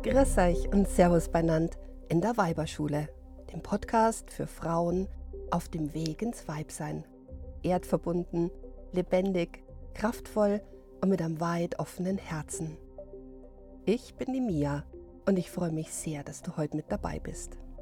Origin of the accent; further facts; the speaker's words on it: Bavaria, Germany; bei uns in Bayern